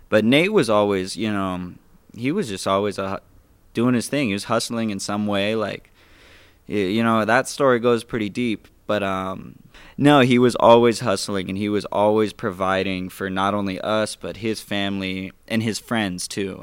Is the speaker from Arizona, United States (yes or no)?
yes; Phoenix, Arizona, United States; born and raised in Phoenix, West Phoenix too